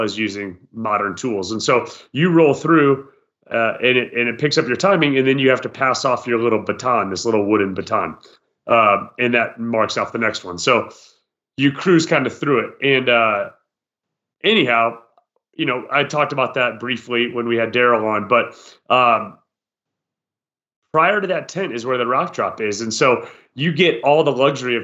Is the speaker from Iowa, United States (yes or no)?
yes; Iowa, United States; as a boy rather, growing up in Iowa